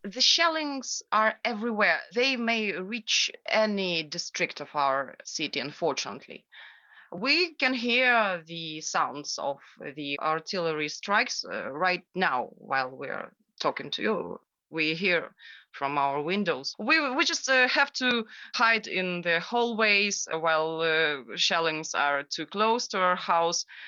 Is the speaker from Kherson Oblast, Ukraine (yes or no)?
yes; Kherson, Kherson Oblast, Ukraine; also born or lived in Ternopil; Kherson is my hometown.